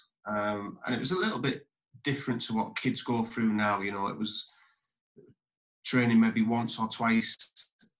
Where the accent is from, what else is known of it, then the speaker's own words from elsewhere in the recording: Redcar, North East England, United Kingdom; also born or lived in Marske-by-the-Sea; I was sort of born and brought up in the Middlesbrough area in a place called Mask and then Redcar.